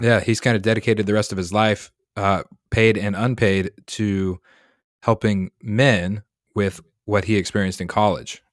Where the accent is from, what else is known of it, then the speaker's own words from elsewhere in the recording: Colorado, United States; now in Massachusetts, United States; I grew up in Colorado